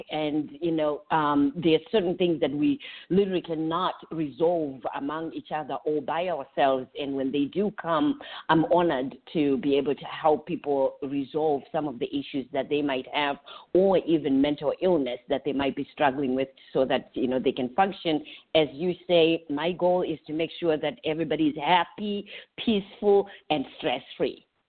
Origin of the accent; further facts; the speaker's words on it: Zimbabwe; moved away as an adult; now in Orlando, United States; I'm originally from Zimbabwe. I've been here in the United States